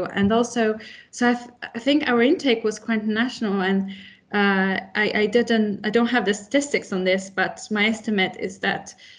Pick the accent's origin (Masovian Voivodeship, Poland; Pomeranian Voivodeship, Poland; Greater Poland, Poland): Masovian Voivodeship, Poland; Warsaw; English is a second language; moved away as an adult; also born or lived in United Kingdom; And for me, my home country is Poland.